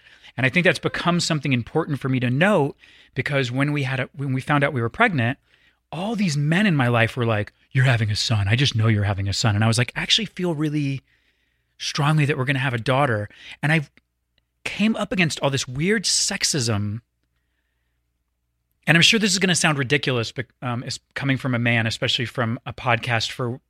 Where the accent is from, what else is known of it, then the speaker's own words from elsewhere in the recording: the South, United States; I want you to know I grew up in the South. I traveled the world.